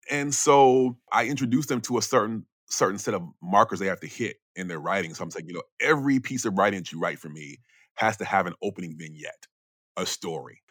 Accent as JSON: {"language": "English", "area": "Chicago area", "region": "Illinois", "country": "United States", "tie": "born or raised there", "also_born_or_lived": "Brooklyn, New York", "moved": "as an adult", "said": "I'm not directly from Chicago, but it's the biggest city in it where I grew up"}